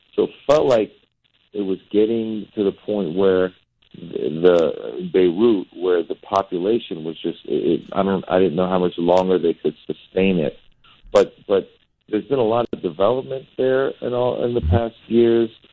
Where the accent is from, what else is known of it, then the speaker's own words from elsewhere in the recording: Northern California, United States; also born or lived in Iran; I was born in Iran and um, I've grown up in America most of my life, actually in Northern California